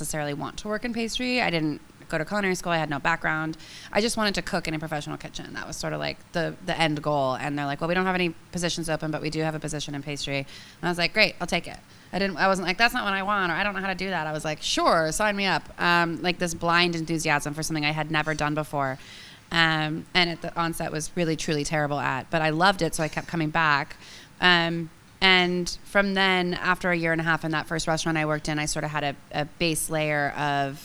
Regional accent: California, United States; moved away as an adult; also born or lived in San Francisco; now in New York, United States; I'm from California, I'm gonna die in California

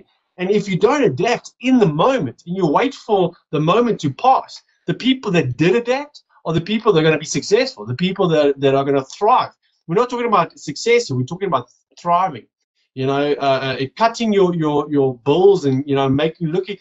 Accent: South Africa; also born or lived in Johannesburg; I'm from South Africa. I live in Johannesburg.

